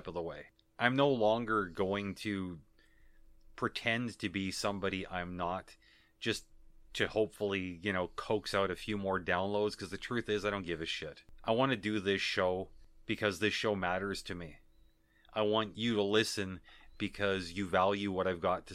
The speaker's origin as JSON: {"language": "English", "country": "Canada", "accent": "Canadian", "said": "I am Canadian. Certain words I started pronouncing differently, though I know that my Canadian accent has bled through on a number of occasions"}